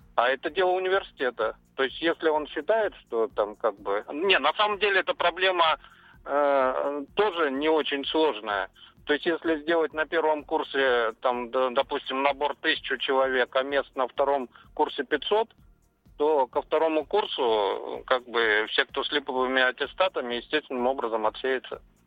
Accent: Moscow, Russia; я из Москвы

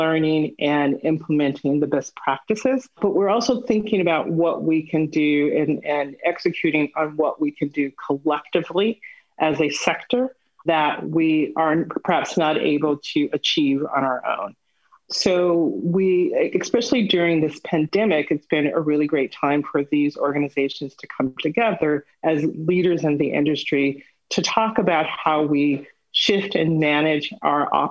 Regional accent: Los Angeles, California, United States; I am a native Angeleno. So I was born here in Los Angeles and South Los Angeles in particular

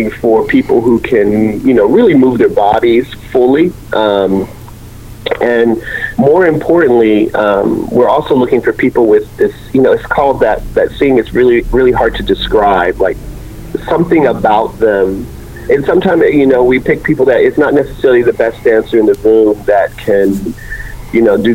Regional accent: Ohio, United States; moved away; also born or lived in Montreal; it was a local, smaller contemporary company in my home state of Ohio

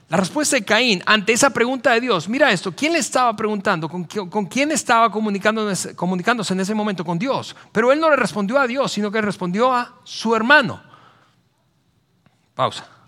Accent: central Mexico, Mexico; Es, que así somos los mexicanos, así somos los latinoamericanos, así somos los del centro del país.

